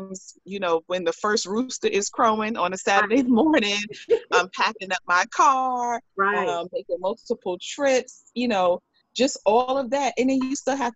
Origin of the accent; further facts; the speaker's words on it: New York, United States; being a New Yorker